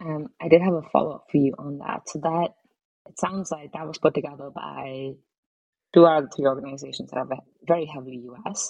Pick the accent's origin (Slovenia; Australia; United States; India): India; I grew up in India, and there's a lot of diversity in the Indian country